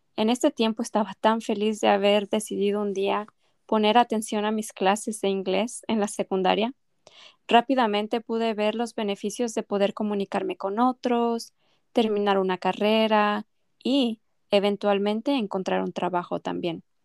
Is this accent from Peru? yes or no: no; Mexico; first language Spanish; moved away as an adult; now in United States; yo soy de México y recibí la mayor parte de mi educación en español allí